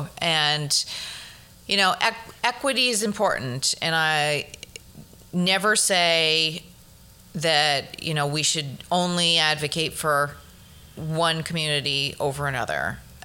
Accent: Flushing, New York, United States; now in Bronx, United States

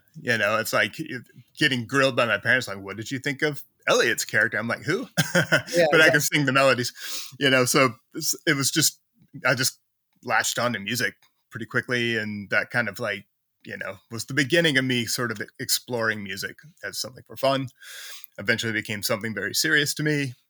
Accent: Mechanicsville, Virginia, United States; also born or lived in Richmond; I was born in Richmond, which is a city in Virginia. You know, if you know of a city in Virginia, it's probably Richmond. Yeah. So I was born there, but, you know, probably like 8 or 9 years old, we moved slightly outside of Richmond to the lovely town of Mechanicsville

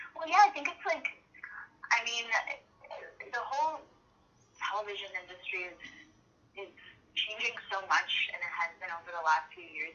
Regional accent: Toronto, Ontario, Canada; I was from Toronto

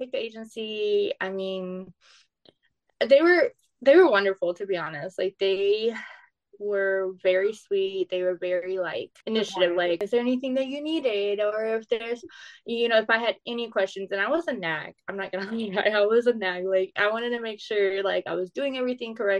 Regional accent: South Texas, United States; I'm from South Texas

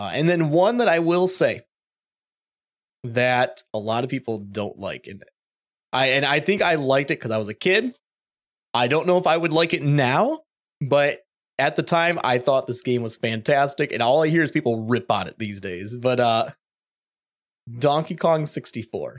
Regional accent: Michigan, United States; Growing up in Michigan, you know, eastern side of the state

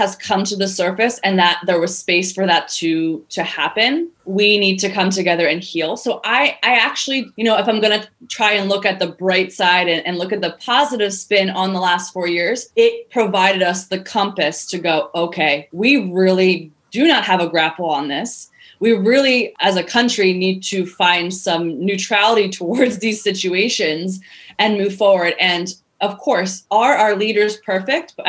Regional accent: United States; even though I'm American

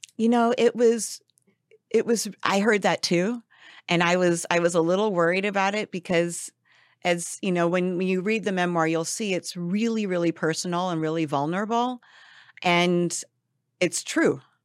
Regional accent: Los Angeles, California, United States; I'm back here in L A, which is my hometown

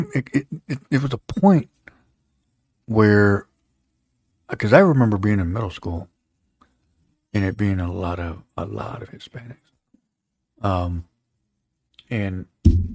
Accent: Holland, Michigan, United States; us growing up in the Holland community, you know, Holland was obviously at one point 100% Dutch

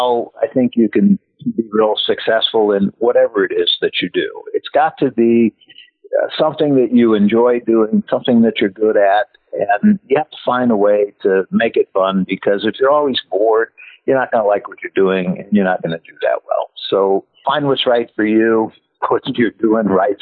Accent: San Francisco, California, United States; I grew up in San Francisco

